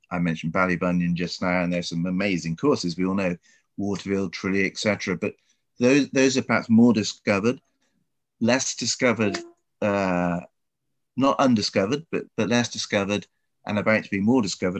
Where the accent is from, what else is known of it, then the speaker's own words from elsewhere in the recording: England, United Kingdom; I'm English